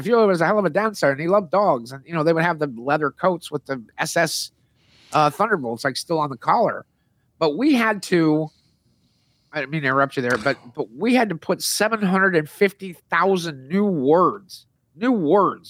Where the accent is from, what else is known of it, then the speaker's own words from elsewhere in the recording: Hermosa Beach, California, United States; my hometown in Hermosa Beach